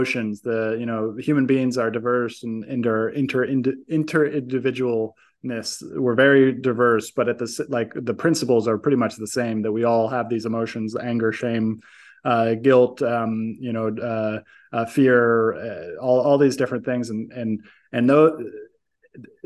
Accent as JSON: {"language": "English", "country": "United States", "said": "I'm American"}